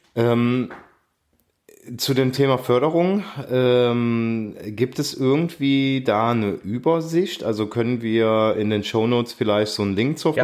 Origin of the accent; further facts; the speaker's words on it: Aachen, North Rhine-Westphalia, Germany; ich komme aus Aachen